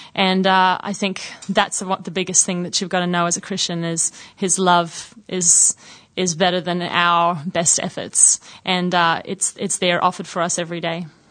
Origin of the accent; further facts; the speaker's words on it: Sydney, New South Wales, Australia; also born or lived in Brisbane, Australia; now in United States; I actually grew up in Sydney and then lived in Brisbane for about a year and a half um, before we moved to the States in 91